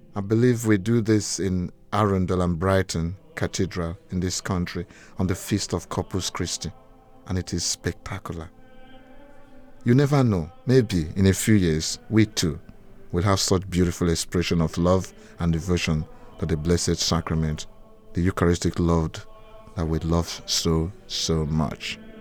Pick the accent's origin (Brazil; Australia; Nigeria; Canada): Nigeria; now in Gravesend, United Kingdom; I grew up in Nigeria, West Africa